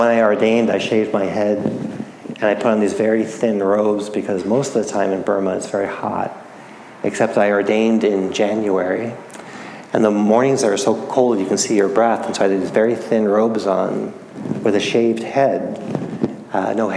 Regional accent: New England, United States; I grew up in New England, where we have a lot of cold, bitter winters

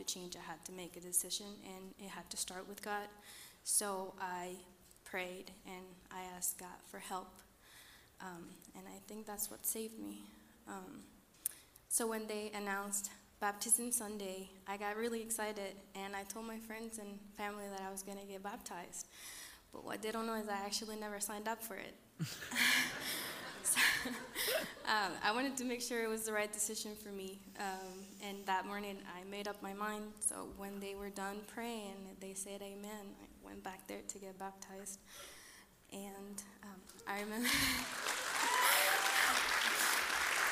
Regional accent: Costa Rica; moved away; I'm from Costa Rica.

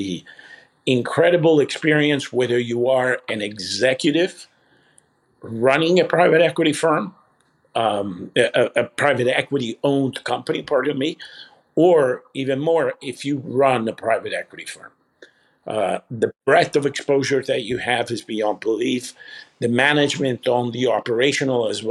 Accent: Italy; moved away as an adult; also born or lived in Libya / Canada / Toronto / Michigan; I was born in Libya, grew up in Italy

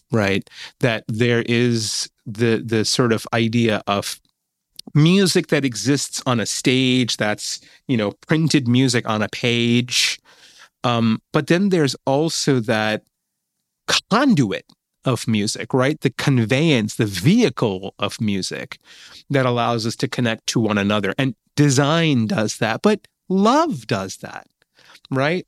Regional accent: Mid Hudson Valley, New York, United States; moved away; the area where I was growing up in Mid Hudson Valley, New York

